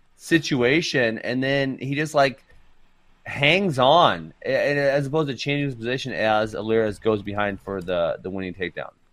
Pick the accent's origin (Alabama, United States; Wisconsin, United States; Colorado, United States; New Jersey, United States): Wisconsin, United States; born or raised there; also born or lived in Cedar Rapids, Iowa / Cincinnati, Ohio